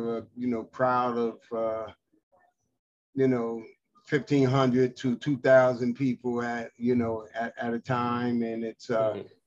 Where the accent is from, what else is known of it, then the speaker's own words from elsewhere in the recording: New York City, New York, United States; I grew up in the Lewis H. Pink houses